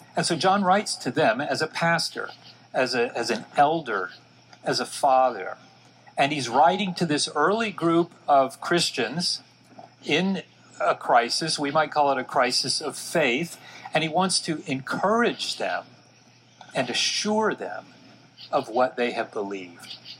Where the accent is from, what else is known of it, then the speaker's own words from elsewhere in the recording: Dallas, Texas, United States; I was born and raised in Dallas, Texas.